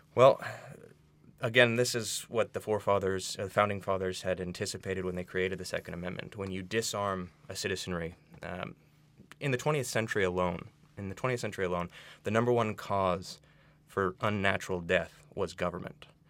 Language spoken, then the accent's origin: English; United States; as an American